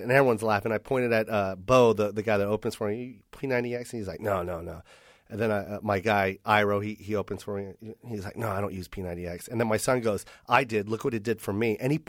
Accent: Misawa, Aomori, Japan; born there; also born or lived in Chicago / Philippines / Washington / Las Vegas; I grew up I'm a military brat, so it's everywhere. I was born in Misawa, Japan, and then we made our way to Chicago, Illinois. And then from Illinois, we went to the Philippines.

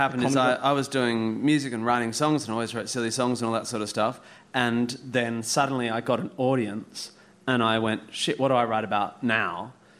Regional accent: Perth, Western Australia, Australia; born or raised there

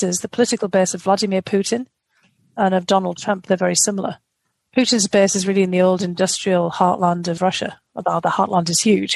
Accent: United Kingdom; being a Brit, I grew up on Charles Dickens.

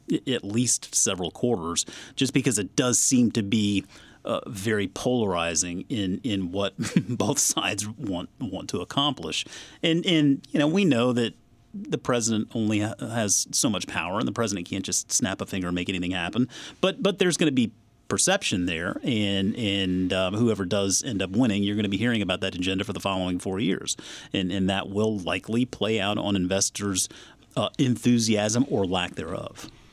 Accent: South Carolina, United States; now in Northern Virginia, United States; growing up in South Carolina, vacationing a lot in North Carolina

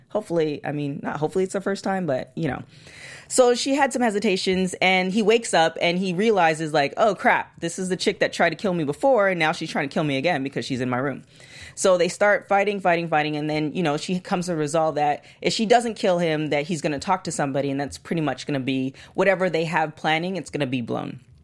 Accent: Canada; I'm Canadian

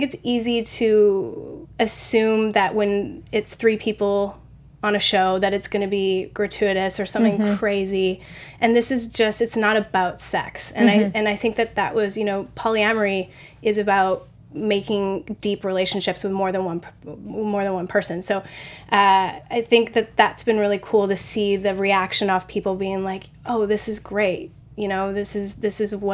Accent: Canada; I'm Canadian

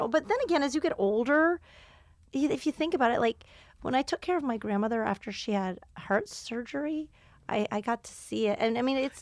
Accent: Houston, Texas, United States; Houston's my hometown.

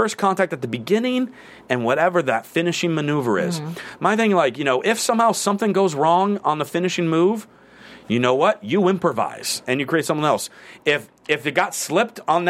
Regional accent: Massachusetts, United States; I'm from Massachusetts

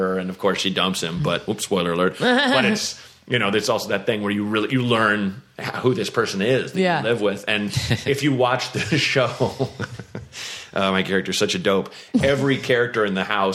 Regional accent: Portland, Oregon, United States; also born or lived in Evanston, Illinois / Santa Barbara, California; they drove north to Portland, where I grew up

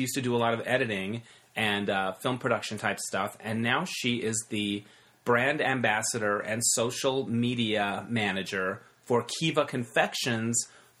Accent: Arizona, United States; now in Los Angeles, United States; I'm actually in Arizona visiting family. I'm going to be back in LA for Christmas Eve and Christmas Day, but I'm here in my hometown

